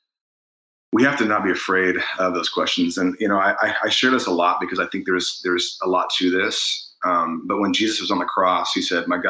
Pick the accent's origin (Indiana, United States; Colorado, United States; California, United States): Indiana, United States; we're from Indiana